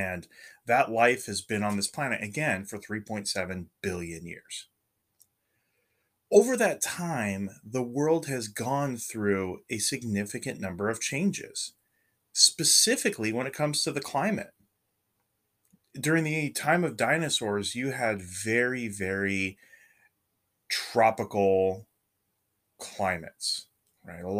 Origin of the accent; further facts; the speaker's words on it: California, United States; moved away as an adult; also born or lived in Oregon; I grew up in California and I went to college in Oregon.